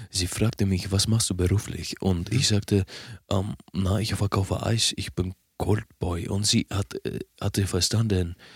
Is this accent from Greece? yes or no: yes; Athens, Attica, Greece; German is a second language; Äh, aus äh, Hauptstadt von Griechenland, Athena.